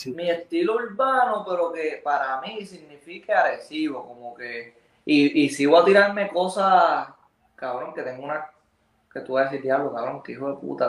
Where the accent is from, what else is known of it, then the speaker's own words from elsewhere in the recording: Arecibo, Puerto Rico; yo soy de Arecibo